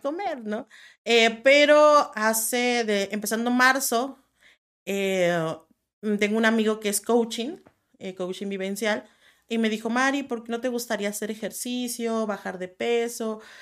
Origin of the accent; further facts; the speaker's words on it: La Piedad, Michoacán, Mexico; Yo, yo nací en La Piedad, Michoacán